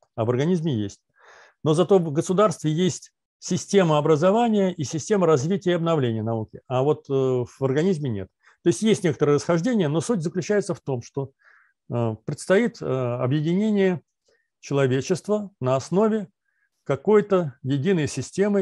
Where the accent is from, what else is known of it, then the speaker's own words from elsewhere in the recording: Volgograd, Volgograd Oblast, Russia; Я сам из Сталинграда, родился в Сталинграде